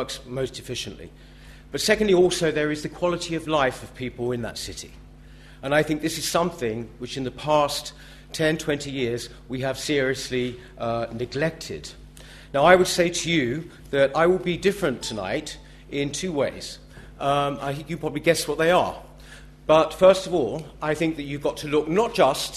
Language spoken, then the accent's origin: English; London, United Kingdom; I'm a born and bred Londoner, like my father before me and my grandparents. They were from Peckham, and I grew up in southeast London in Woolwich.